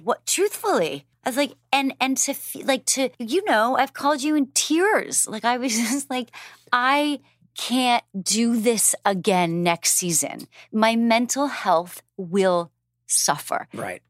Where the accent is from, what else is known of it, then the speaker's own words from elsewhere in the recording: Canada; now in United States; I'm Canadian and American